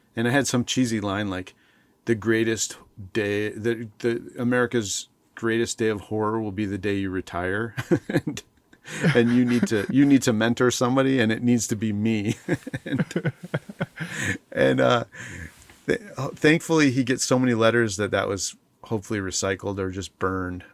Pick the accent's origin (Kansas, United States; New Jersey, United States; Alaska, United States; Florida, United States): Alaska, United States; also born or lived in Montana / Bethel, Alaska / Anchorage, Alaska; moved to Alaska as, uh, like, the first time we moved to Alaska, I was in second grade